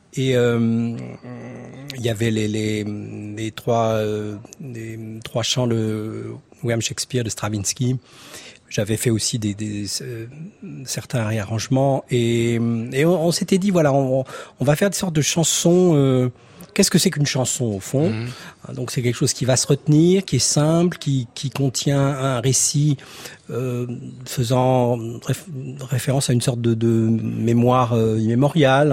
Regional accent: Torteron, Centre-Val de Loire, France; mon village natal à Torteron et euh, dans le Cher

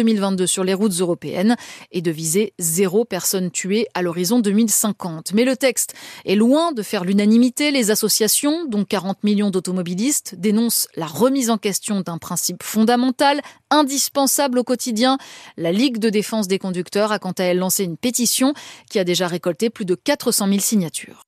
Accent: France; Chez nous, en France

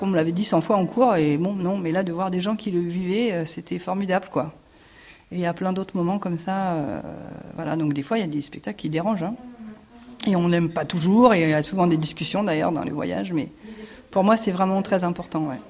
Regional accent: Paris, Île-de-France, France; moved away as an adult; also born or lived in Montpellier / Toulouse; now in Saint-Antonin, France; je suis originaire de Paris et je suis passée par Montpellier

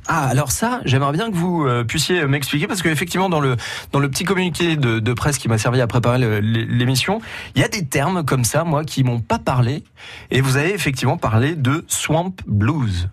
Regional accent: Poitou, Nouvelle-Aquitaine, France; chez nous en Poitou

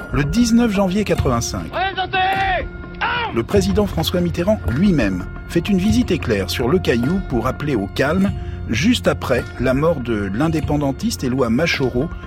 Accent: North Province, New Caledonia; Moi, je suis calédonien. Moi, je suis d'abord un mec de Boya.

